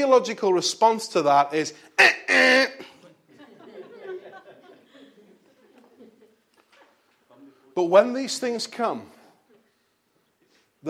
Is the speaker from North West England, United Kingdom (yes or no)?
yes; Bolton, North West England, United Kingdom; back in my hometown